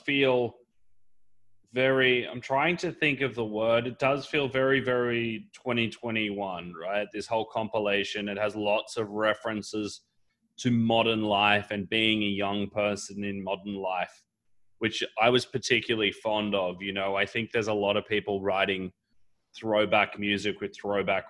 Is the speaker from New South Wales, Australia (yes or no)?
yes; Sydney, New South Wales, Australia; I'm from Sydney